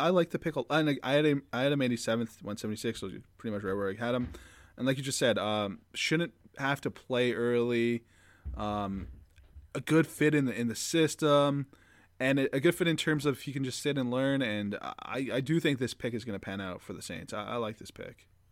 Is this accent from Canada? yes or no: yes; Canada; as a Canadian